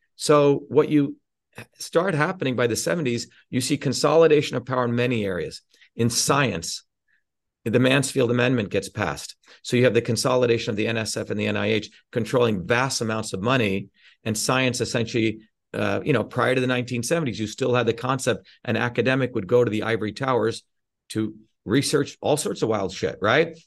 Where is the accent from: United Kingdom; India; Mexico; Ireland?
India; now in United States; I grew up in India experiencing the fucking caste system